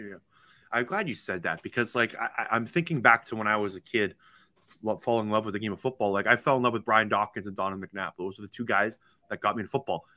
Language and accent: English; Toronto, Ontario, Canada; me being from Toronto, Ontario, and growing up in Canada